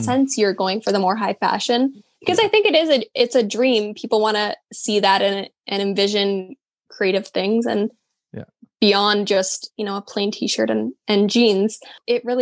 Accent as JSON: {"language": "English", "town": "Calgary", "region": "Alberta", "country": "Canada", "moved": "as an adult", "lives_now": "Vancouver, Canada", "said": "I'm originally from Calgary and I moved to Vancouver. I've been here almost 2 years now"}